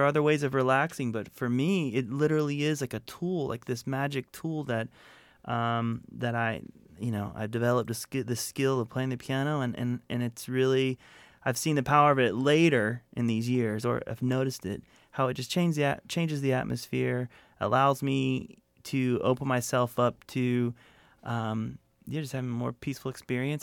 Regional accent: Florida, United States; moved away as an adult; also born or lived in Atlanta, Georgia / Connecticut / Santa Monica, California; I grew up in Florida. I was born in Atlanta, Georgia. We moved to, uh, Connecticut for a tiny bit, but grew up in Florida

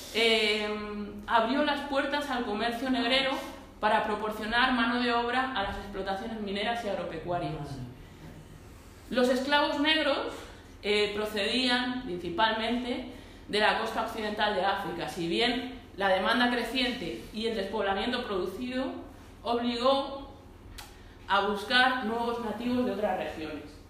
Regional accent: Móstoles, Community of Madrid, Spain; also born or lived in Vallecas, Madrid; yo soy de Madrid, ¿no? Yo soy de Madrid, vamos, en concreto de Móstoles. Ahora un poco vallecana, pero, pero vamos, en concreto de Móstoles.

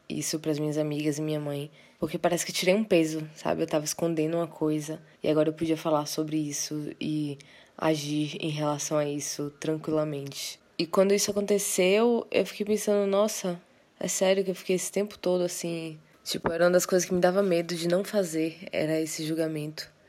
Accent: interior of Bahia, Brazil; also born or lived in Salvador, Bahia; sou de Salvador, Bahia, mas cresci no interior. Passei boa parte da minha vida lá, inclusive minha adolescência

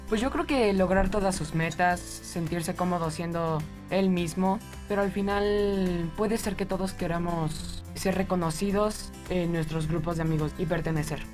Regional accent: Querétaro, Mexico; Yo soy de aquí de Querétaro

